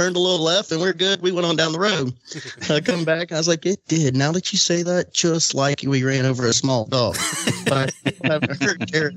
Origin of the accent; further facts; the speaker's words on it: Florida, United States; we're from Florida